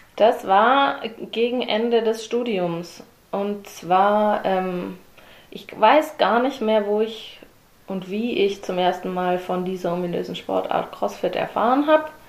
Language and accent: German; Herrenberg, Baden-Württemberg, Germany; moved away as an adult; also born or lived in Darmstadt, Hesse; now in Stuttgart, Germany; seither bin ich Herrenbergerin, ging es in Kindergarten